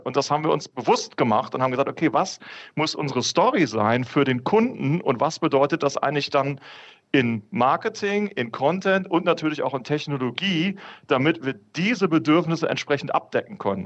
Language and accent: German; North Rhine-Westphalia, Germany; bin gebürtiger Ostwestfale